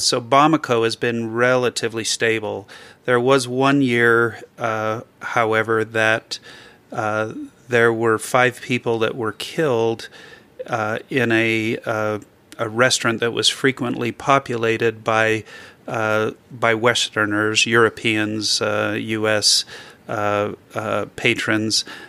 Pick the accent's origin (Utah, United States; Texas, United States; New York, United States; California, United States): Utah, United States; Orem; I grew up in Orem, and, uh, mostly have had Utah roots